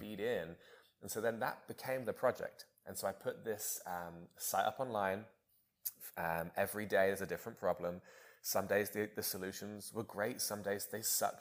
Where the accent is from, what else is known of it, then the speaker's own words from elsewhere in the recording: Bonny, England, United Kingdom; my hometown in, uh, in Bonny, England